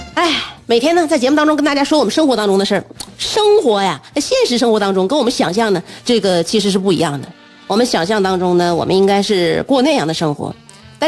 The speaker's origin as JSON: {"language": "Chinese", "region": "Northeast China", "country": "China", "said": "过瘾就是我们东北人追求的最高境界"}